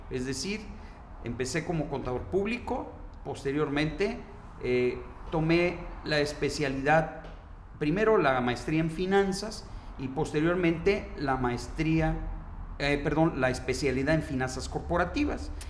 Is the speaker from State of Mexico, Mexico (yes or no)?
no; Tepic, Nayarit, Mexico; Mira, yo soy de aquí, de Tepic, Nayarit.